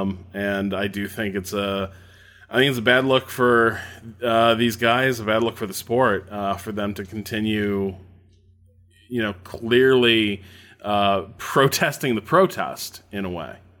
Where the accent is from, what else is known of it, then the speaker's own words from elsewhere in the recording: Indiana, United States; Indiana Uh, my home state